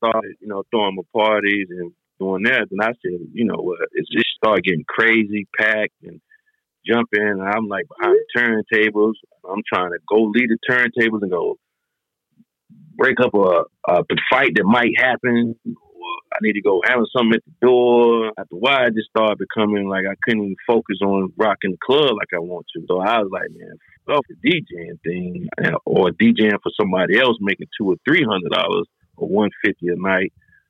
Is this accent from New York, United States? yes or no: no; Detroit, Michigan, United States; born there; I wasn't born in North Carolina. I was born in Detroit.